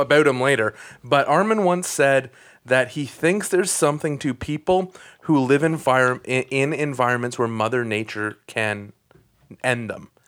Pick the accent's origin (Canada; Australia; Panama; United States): Canada; Newmarket, Ontario; I grew up in Newmarket